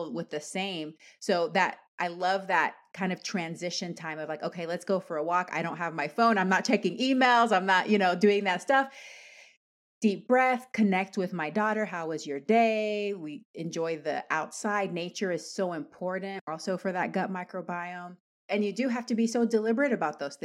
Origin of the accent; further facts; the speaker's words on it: Panama; I'm Latin American. I'm Panamanian